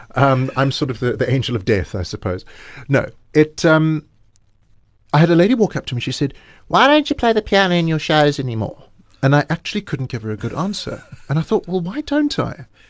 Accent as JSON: {"language": "English", "town": "Johannesburg", "region": "Gauteng", "country": "South Africa", "said": "I'm, I'm, still based in Johannesburg, and what's interesting is every time I go overseas and somebody says, \"Where are you from?\" and I say South Africa"}